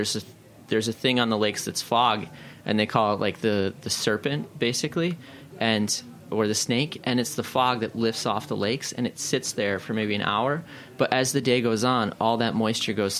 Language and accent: English; Hammondsport, New York, United States; I grew up in Hammondsport, which is on Keuka Lake with a K